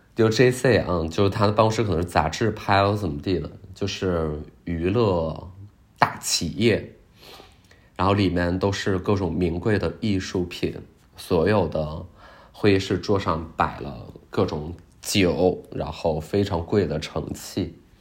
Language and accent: Chinese; Qiqihar, Heilongjiang, China; 我一九九三年出生于东北，呃，黑龙江，吉祥哈尔